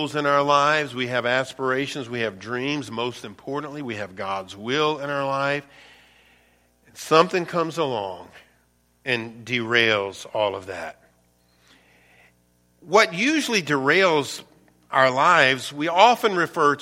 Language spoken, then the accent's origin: English; Louisiana, United States; also born or lived in East Baton Rouge Parish, Louisiana; now in Michigan, United States; Where I'm from, born and raised in Louisiana, we call them what? Parishes.